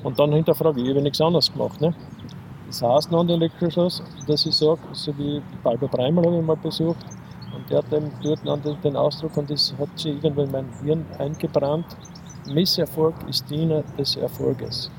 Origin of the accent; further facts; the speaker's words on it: Köflach, Styria, Austria; also born or lived in Linz; habe zuerst als aktiver Fußballer gespielt bei uns in Köflach